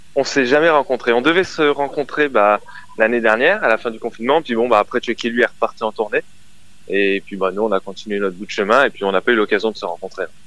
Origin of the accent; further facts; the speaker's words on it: near Avignon, Provence-Alpes-Côte d'Azur, France; Je suis du sud de la France, euh, à côté d'Avignon